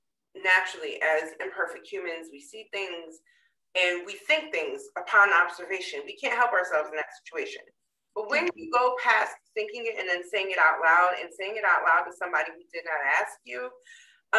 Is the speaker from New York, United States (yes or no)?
no; Connecticut, United States; I grew up in Connecticut